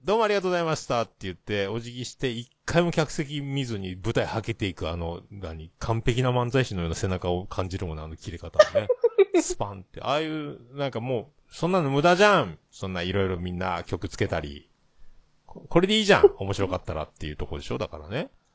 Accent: Yamaguchi, Japan; 僕山口県なんですよ

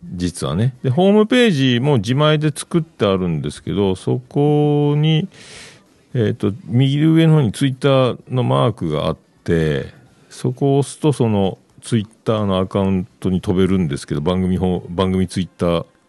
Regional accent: Fukuoka, Japan; also born or lived in Yamaguchi; 僕、九州、山口、福岡、福岡育ちなんで

